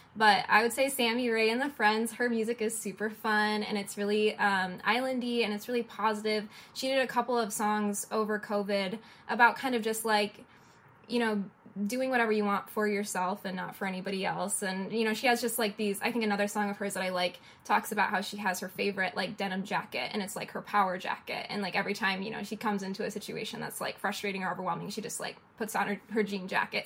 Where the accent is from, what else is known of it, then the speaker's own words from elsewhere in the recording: Detroit, Michigan, United States; moved away as an adult; also born or lived in an island (unnamed); I'm from Detroit, and in Detroit, I was doing a lot of in person events and gallery shows